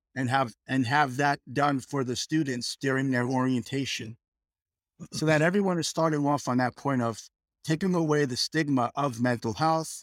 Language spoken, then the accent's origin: English; New York, United States; moved away as an adult; also born or lived in Texas / Michigan; now in Fort Worth, United States; I hail from New York, fifty years in New York, and then moved to Texas